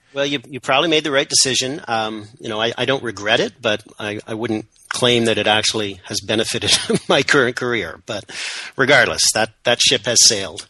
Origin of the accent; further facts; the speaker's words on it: Canada; I'm, I'm Canadian, uh, proudly so, if somewhat apologetically.